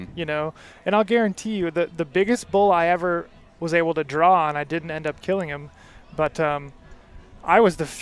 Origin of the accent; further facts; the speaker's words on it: Michigan, United States; moved away; I grew up in Michigan, so I didn't grow up hunting elk